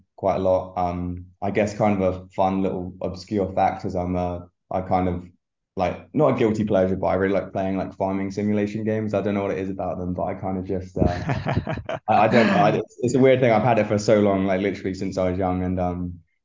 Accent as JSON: {"language": "English", "town": "Portsmouth", "region": "South East England", "country": "United Kingdom", "tie": "born or raised there", "moved": "as an adult", "lives_now": "United States", "said": "I started at a City of Portsmouth AC with Vince Stamp, who was my coach for I think probably 5+ years from more like 8 years from when I started in the sport to 18 years old before I moved to America"}